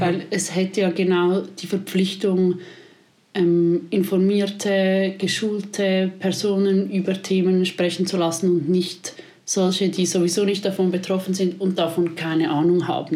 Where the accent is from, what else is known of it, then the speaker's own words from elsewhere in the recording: Switzerland; bei uns in der Schweiz